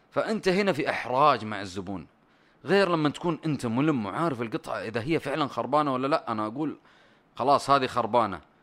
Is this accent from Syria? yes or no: no; Saudi Arabia; كاداره سعوديه